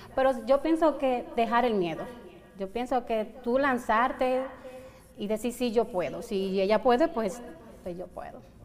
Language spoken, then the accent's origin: Spanish; Santo Domingo, Dominican Republic; moved away as an adult; en Santo Domingo, en mi país, pero aquí tengo como tres años